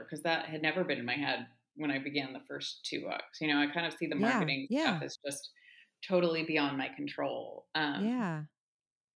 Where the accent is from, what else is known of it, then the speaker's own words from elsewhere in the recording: La Jolla, California, United States; my hometown of La Jolla, California